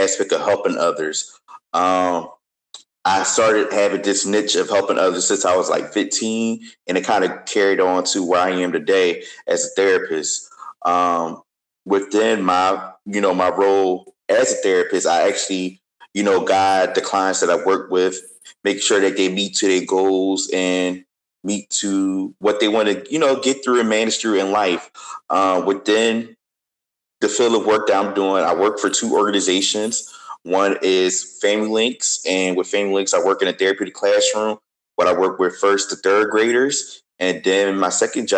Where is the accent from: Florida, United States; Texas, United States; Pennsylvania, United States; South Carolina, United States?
Pennsylvania, United States; Philadelphia; was 15 years old, growing up in Philly